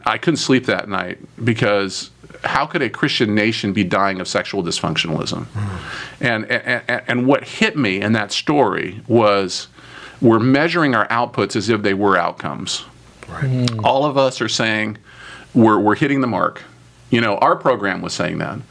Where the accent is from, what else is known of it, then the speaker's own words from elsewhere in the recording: United States; I'm an American